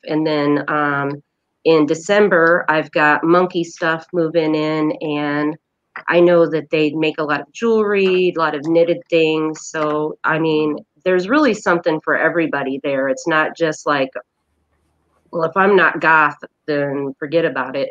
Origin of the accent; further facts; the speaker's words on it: Indiana, United States; also born or lived in Denver, Colorado; now in Lansing, United States; I'm a Hoosier at heart. I was born in Indiana